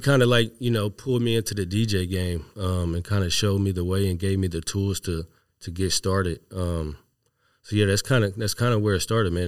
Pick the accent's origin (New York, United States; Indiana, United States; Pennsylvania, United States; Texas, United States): Texas, United States; Houston; moved away as an adult; now in Seattle, United States; I was raised in Texas